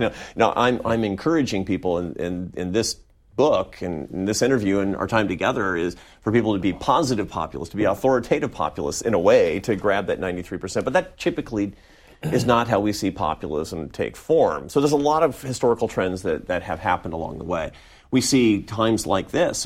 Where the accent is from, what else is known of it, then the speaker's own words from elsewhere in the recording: Seattle, Washington, United States; I grew up in Seattle, Washington